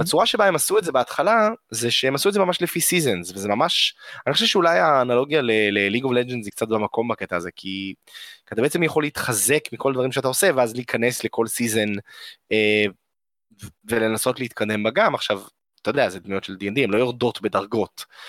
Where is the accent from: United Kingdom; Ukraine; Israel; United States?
Israel; אנחנו ישראלים מתוחכמים